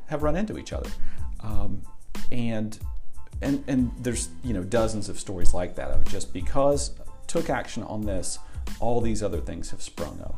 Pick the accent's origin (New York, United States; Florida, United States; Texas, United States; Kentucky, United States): Florida, United States; Tampa; also born or lived in South Carolina / Asheville, North Carolina; now in Johnson City, United States; I grew up in Tampa, Florida.